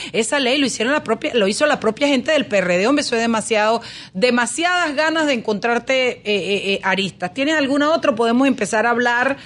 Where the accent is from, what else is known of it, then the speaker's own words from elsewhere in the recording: Panama; los panameños